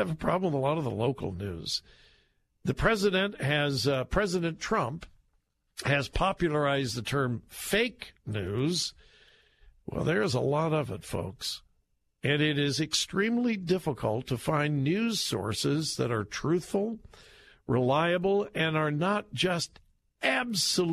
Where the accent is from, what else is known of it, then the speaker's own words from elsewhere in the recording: Southern California, United States; now in Ohio, United States; I'm from Southern California